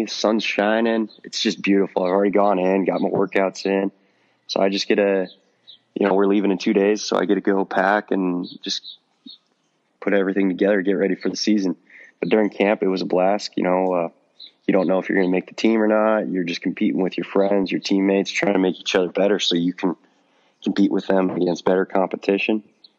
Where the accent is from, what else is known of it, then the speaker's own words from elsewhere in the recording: Miles City, Montana, United States; There's no high school baseball in Montana. And or I guess I should start with my town. It's 8,000 people